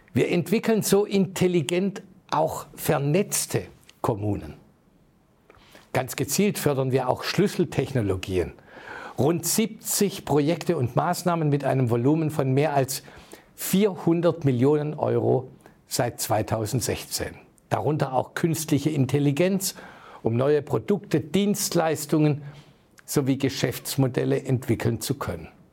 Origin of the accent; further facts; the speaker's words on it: Heilbronn, Baden-Württemberg, Germany; in meiner Heimatstadt Heilbronn